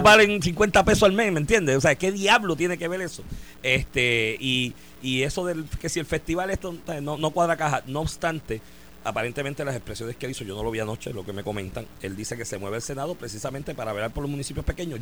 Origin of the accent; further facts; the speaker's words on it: Comerío, Puerto Rico; yo soy de Comerío